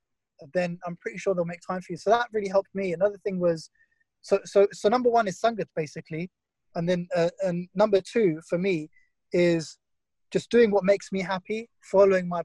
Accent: Essex, East of England, United Kingdom; growing up in Essex

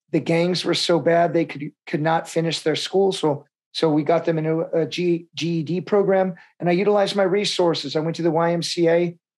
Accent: Vietnam; born there; It felt like it was my real homecoming. I was born in Vietnam.

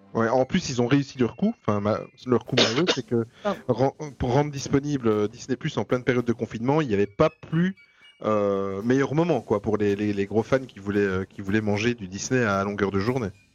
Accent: Belgium; nous en Belgique

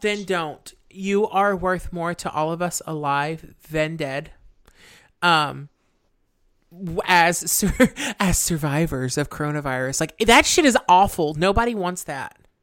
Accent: the South, United States; we're from the South

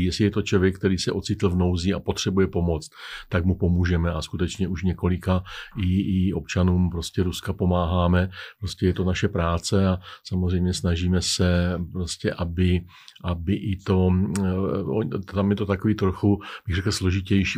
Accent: Czechia

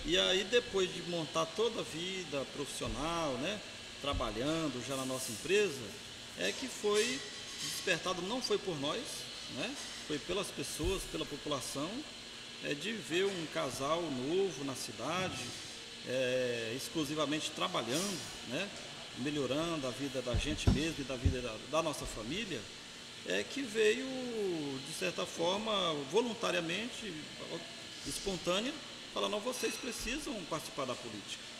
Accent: São Félix do Araguaia, Mato Grosso, Brazil; moved away as an adult; also born or lived in São Paulo; eu sou natural aqui de São Félix do Araguaia

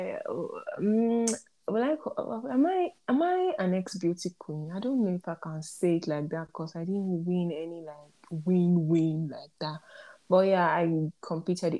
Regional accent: Plateau, Nigeria; also born or lived in Ibadan, Nigeria; I'm from Plateau State. I am Birom by tribe. But, well, partly Igbo. I like to call myself a full Nigerian because my dad is from Plateau, my mom is from Imo, and I was born in Europe

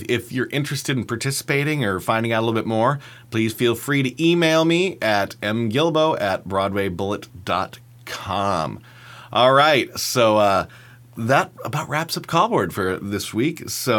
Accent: Great Falls, Montana, United States; moved away; I'm originally from Montana

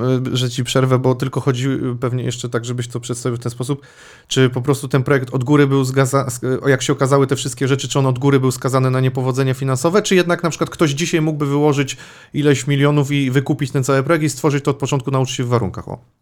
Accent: Łódź Voivodeship, Poland; ja też pochodzę gdzieś tam spod Łodzi

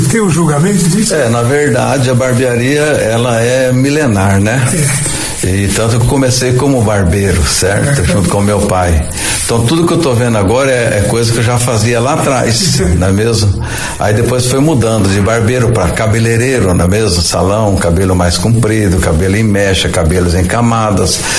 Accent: Araçatuba, São Paulo, Brazil; born there; Eu nasci na cidade de Aracatuba, né, estado de São Paulo. Depois a gente veio vindo na Noroeste, Aracatuba, Valparaíso, Três Lagoas, Andradina.

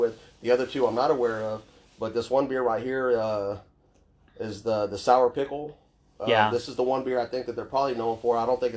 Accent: the South, United States; I'm from the South

